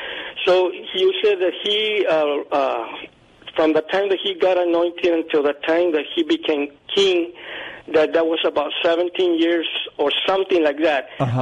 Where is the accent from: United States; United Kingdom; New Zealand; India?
United States; Uvalde, Texas; I was born and raised here in Uvalde, 70 miles off San Antonio.